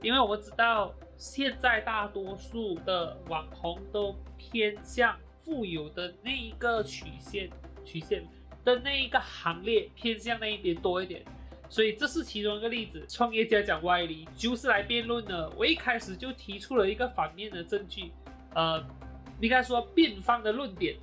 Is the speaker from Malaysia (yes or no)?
yes; Malaysia; 我呢是土生土长，马来西亚人